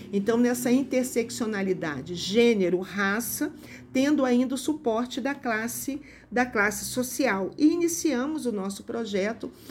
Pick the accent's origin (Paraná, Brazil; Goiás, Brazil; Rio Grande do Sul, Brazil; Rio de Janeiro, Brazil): Rio de Janeiro, Brazil; São João de Meriti; born there; Sou nascida no Rio de Janeiro, na região metropolitana do Rio de Janeiro, numa cidade chamada São João de Meriti, que é uma cidade de população mais empobrecida, com poucas indústrias